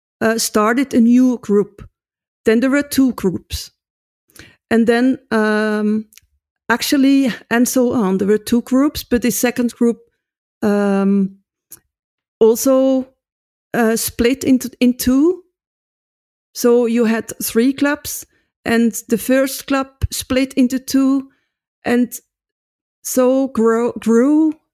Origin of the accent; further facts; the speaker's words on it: Netherlands; So I come from Holland and if I play the drums in Holland, they say, nice, very good.